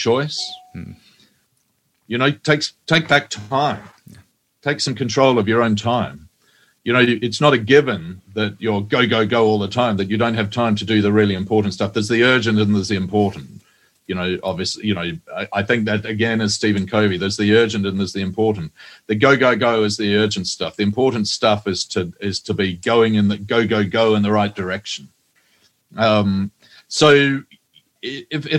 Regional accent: New Zealand; Well, I'm a Kiwi. I'm a New Zealander.

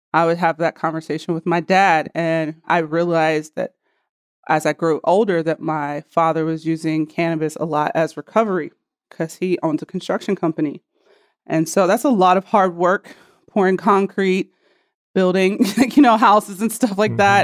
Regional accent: Cincinnati, Ohio, United States; I'm from Cincinnati, Ohio

